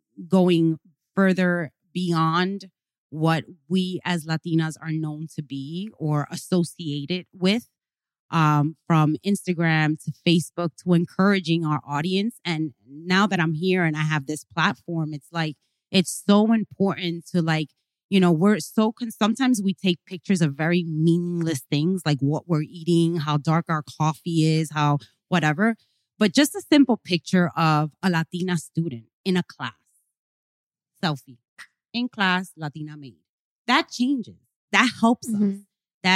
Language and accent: English; New York, United States; So I'm from El Barrio. You know, my parents are Hispanic, Cubans, came immigrants from Cuba.